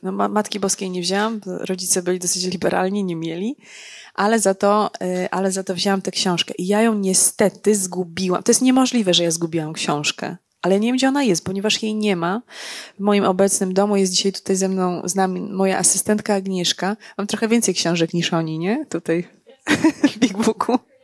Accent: Legnica, Lower Silesian Voivodeship, Poland; ja jestem z Legnicy

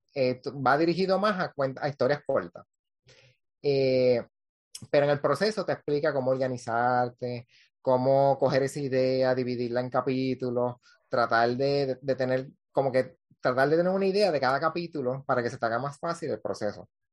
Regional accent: Cabo Rojo, Puerto Rico; now in Isabela, Puerto Rico; Yo soy de, natural de Cabo Rojo, vivo en Isabela.

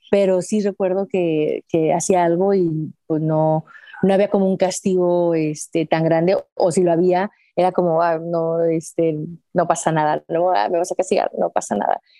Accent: Aguascalientes, Mexico; pues aquí saludándote desde mi ciudad natal hasta Chile

